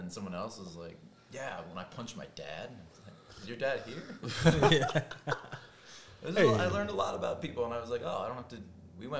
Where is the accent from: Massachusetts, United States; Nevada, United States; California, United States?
California, United States; Los Angeles; I'm from